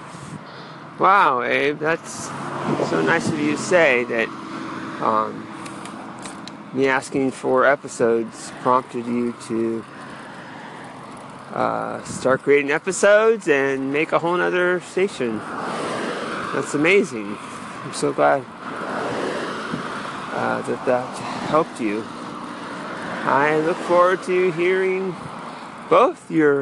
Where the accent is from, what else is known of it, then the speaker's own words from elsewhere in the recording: Santa Rosa, California, United States; now in Oceanside, United States; my hometown, Santa Rosa, up north